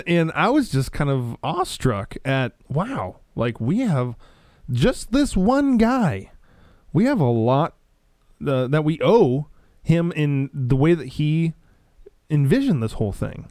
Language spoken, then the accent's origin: English; Nebraska, United States; being a, a Christian growing up in Nebraska, like I was